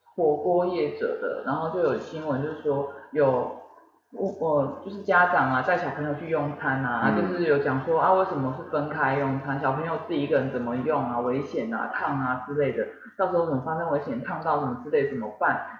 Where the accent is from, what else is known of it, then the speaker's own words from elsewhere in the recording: southern Taiwan, Taiwan; 我们南部人